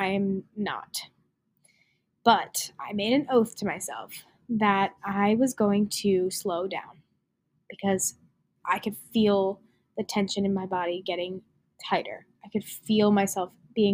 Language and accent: English; New Jersey, United States; I'm from New Jersey